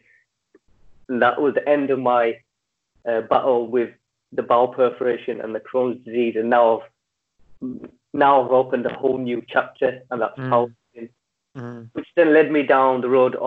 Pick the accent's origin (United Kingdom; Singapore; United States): United Kingdom; Leeds, Yorkshire and the Humber; I'm from Leeds, and in our region we have Yorkshire and North East